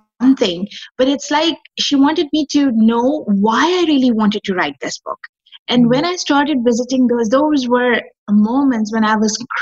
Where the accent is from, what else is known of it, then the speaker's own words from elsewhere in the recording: Pakistan; I am from Pakistan